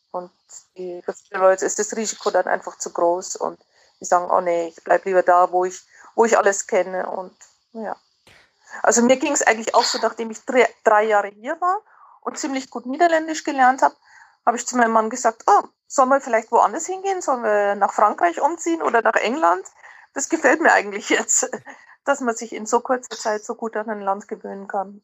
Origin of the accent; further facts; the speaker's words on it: Germany; moved away as an adult; now in Netherlands; Ich fühle mich als sehr gut integrierte Deutsche